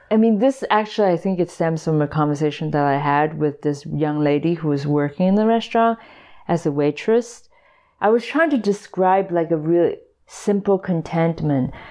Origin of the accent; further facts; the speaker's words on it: Hong Kong; English is a second language; When I was in Hong Kong, like I barely spoke English, but by the time I came here, I had to learn English.